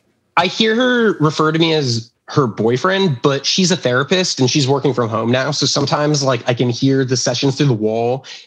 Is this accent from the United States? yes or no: yes; Fort Lauderdale, Florida, United States; accent: Southern; also born or lived in Miami / Pensacola; I was born in Miami and I grew up in a suburb of Fort Lauderdale, which is very not South, but South Florida. But I did live in Pensacola for 2 years, which is very Bible Belt Alabama-y.